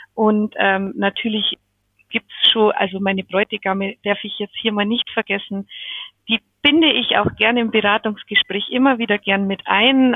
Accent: Pöttmes, Bavaria, Germany; accent: Bavarian; mein bayerischer äh, Dialekt ist jetzt nicht so schlimm, weil im Hochdeutsch tue ich mir eher schwer. ich bin aus dem Raum Pöttmes, das ist bei, zwischen Eichach, Neuburg ähm, und Augsburg.

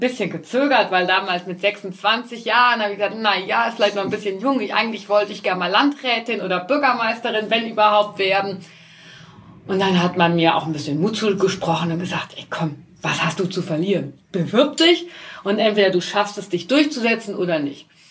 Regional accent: Altenkirchen, Rhineland-Palatinate, Germany; now in Forst an der Sieg, Germany; ich selbst äh, komme aus dem Westerwald, gebürtig aus Altenkirchen

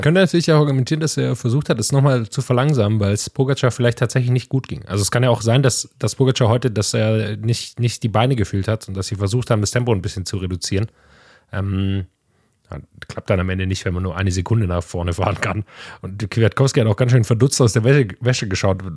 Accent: Swabia, near Metzingen, Baden-Württemberg, Germany; in der Nähe von, von meiner Heimat, aus im Schwäbischen

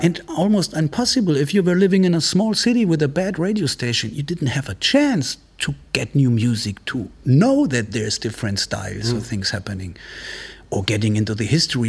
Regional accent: Munich, Bavaria, Germany; moved away as an adult; also born or lived in Italy / Marseille, France; now in Berlin, Germany; I grew up in Munich since I was seven or eight, and uh, but I'm half Italian. I used to my parents used to live in Italy

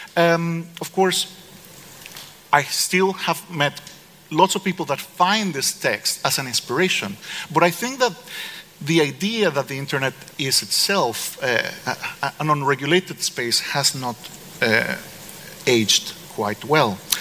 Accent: Costa Rica; I'm from Costa Rica

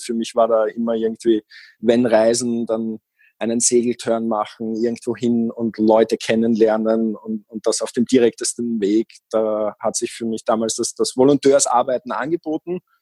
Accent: Austria; moved away as an adult; also born or lived in Vienna; Ich bin aus Österreich

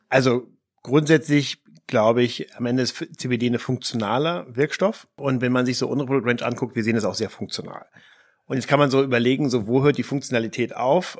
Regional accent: the North, Schleswig-Holstein, Germany; Heide Simonis, das war die Ministerpräsidentin bei uns im Norden

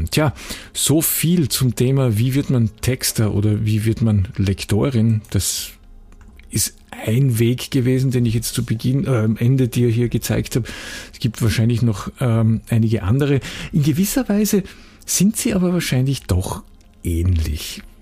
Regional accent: Graz, Styria, Austria; Ich war ähm, freier Mitarbeiter bei einer großen Zeitung, also für die Verhältnisse, wo ich herkomme in Graz, äh, bei einer relativ großen regionalen Zeitung.

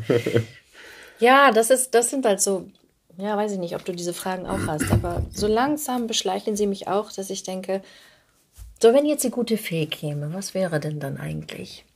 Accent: Hamburg, Germany; moved away as an adult; also born or lived in Ulm; now in Berlin, Germany; ich komme aus Hamburg

